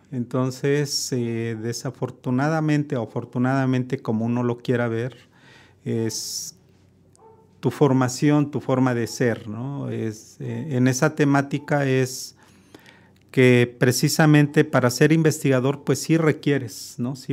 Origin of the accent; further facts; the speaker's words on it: Mexico; Creo que no tenemos esa parte como mexicanos, ¿no?